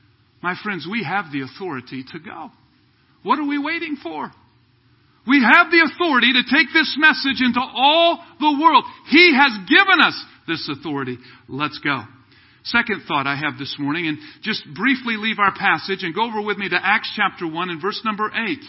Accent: Kansas City, United States; moved away as an adult; also born or lived in Southern California / Ukraine; I was from Kansas City here. We moved out when we were first married.

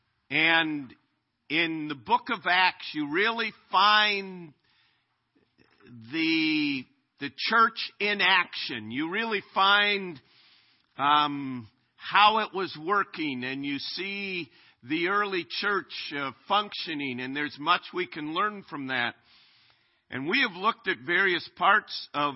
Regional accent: Minnesota, United States; now in Chariton, United States; I am a Minnesota Twins fan growing up in Minnesota

